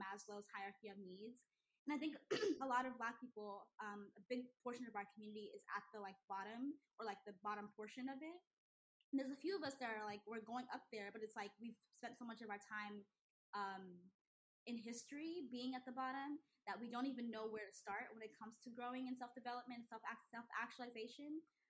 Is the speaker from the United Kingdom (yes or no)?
no; Nigeria; because I'm Nigerian, so I think people lump us all into one